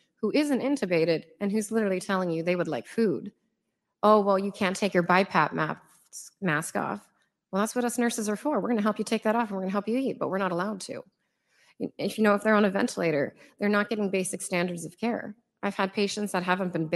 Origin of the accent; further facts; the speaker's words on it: United States; I'm a very proud American citizen. I come from a family of immigrants